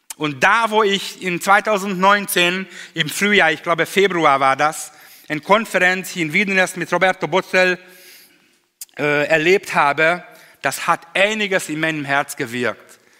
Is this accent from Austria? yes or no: no; Hungary; German is a second language; im Kommunismus damals noch bei uns in Ungarn